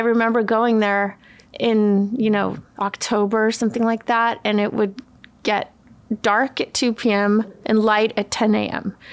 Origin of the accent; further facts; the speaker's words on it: Umeå, Västerbotten County, Sweden; also born or lived in California, United States / Los Angeles, United States; now in United States; I grew up in Sweden my dad is Swedish and we moved when I was 10 from California